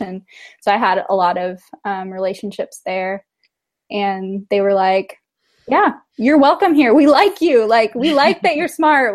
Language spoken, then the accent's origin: English; Temecula, California, United States; moved away; also born or lived in San Diego; I grew up mostly in Temecula, which is more inland and north.